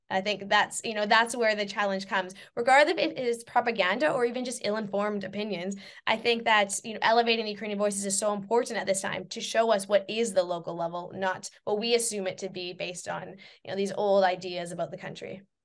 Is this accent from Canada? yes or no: yes; Saskatchewan, Canada; moved away; also born or lived in England